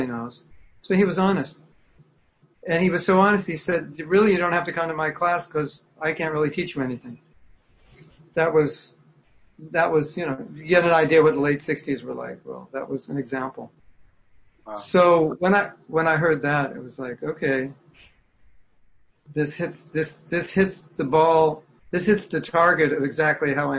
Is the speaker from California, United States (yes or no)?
yes; California, United States; also born or lived in Berkeley, California; now in Florida, United States; I grew up in California